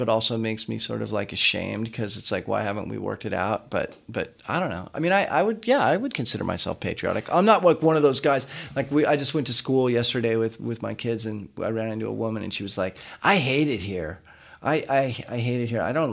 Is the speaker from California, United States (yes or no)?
yes; San Diego, California, United States; I grew up in San Diego, so we're from San Diego